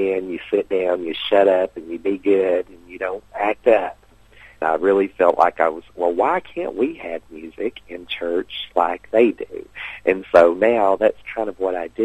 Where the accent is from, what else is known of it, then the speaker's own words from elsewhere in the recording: Sulphur Springs, Tennessee, United States; also born or lived in Whitwell, Tennessee; I was born in Whitwell, Tennessee. I grew up in just a little community called Sulphur Springs, Tennessee, which is near Chattanooga.